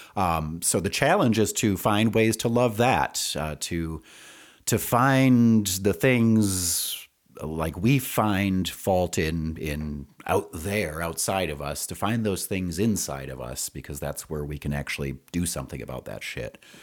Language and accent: English; Wisconsin, United States; moved away as an adult; also born or lived in Madison, Wisconsin / Rio Rancho, New Mexico; now in Albuquerque, United States; I'm originally from Wisconsin